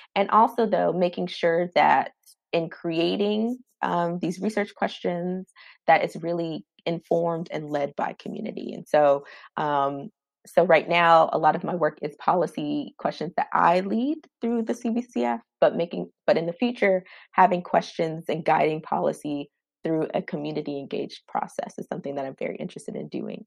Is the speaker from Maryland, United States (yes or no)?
yes; Maryland, United States; now in Washington, D.C., United States; I'm originally from Maryland